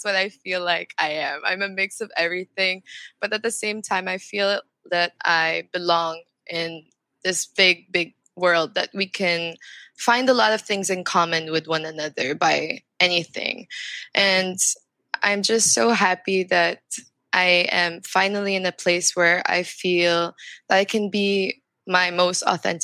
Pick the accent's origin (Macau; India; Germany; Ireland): Macau; also born or lived in France; now in Philippines; I grew up in Macau, and in Macau, I went to a Chinese school, but at the same time, I also went to a Portuguese school